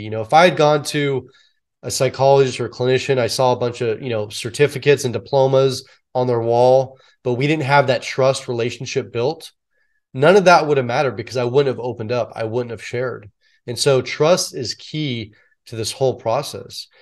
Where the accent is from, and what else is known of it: San Francisco Bay Area, California, United States; born or raised there